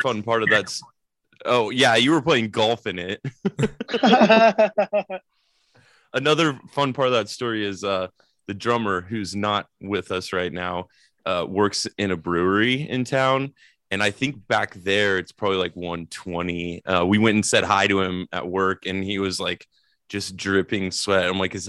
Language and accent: English; Kansas, United States; I grew up in Kansas